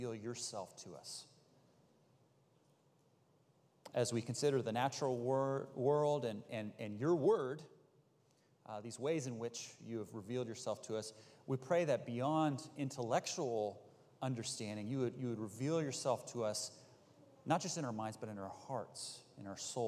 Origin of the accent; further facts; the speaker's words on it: Bay Area, California, United States; I grew up in the Bay Area